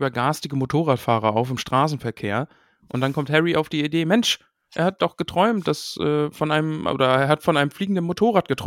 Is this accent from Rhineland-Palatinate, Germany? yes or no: no; North Rhine-Westphalia, Germany; Ruhrpott, ja. ja. NRW